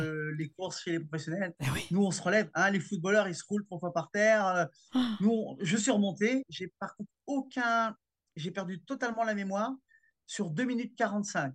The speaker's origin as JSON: {"language": "French", "country": "France", "said": "chez nous, en France"}